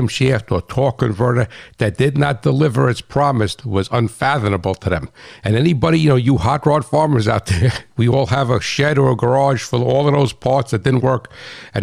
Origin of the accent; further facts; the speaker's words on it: New Jersey, United States; I'm that guy from New Jersey